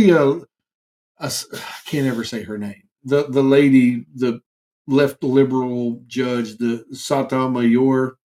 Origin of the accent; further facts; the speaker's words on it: Kentucky, United States; we are from Kentucky